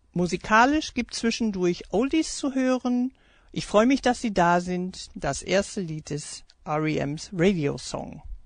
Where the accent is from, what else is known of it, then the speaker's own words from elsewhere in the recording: Essen, North Rhine-Westphalia, Germany; first language German; also born or lived in United States / Iserlohn; Aufgewachsen in den USA und Deutschland war ich nach der Rückkehr in die alte Heimat und nach Essen, wo ich dann gelebt habe mit zehn Jahren, eine ganze Weile lang damit beschäftigt, meine Muttersprache neu zu